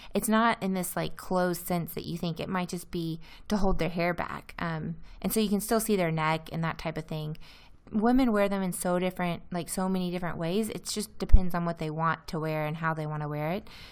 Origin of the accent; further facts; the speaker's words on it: Louisiana, United States; moved away as an adult; also born or lived in Iowa; now in Izmir, Turkey; my hometown in Louisiana